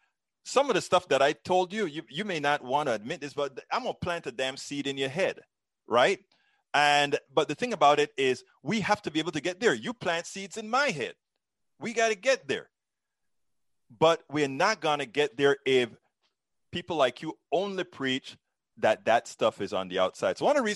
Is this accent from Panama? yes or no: yes; Panama; I'm originally from Central America, Panama.